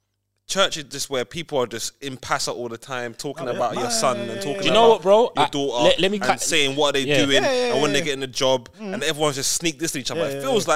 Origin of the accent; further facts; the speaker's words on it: Whitesfield, United Kingdom; obviously, I grew up in Whitesfield